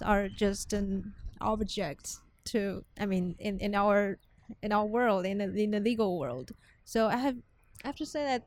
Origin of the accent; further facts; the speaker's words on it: Taiwan; I come from Taiwan. Taiwan is 6 hours ahead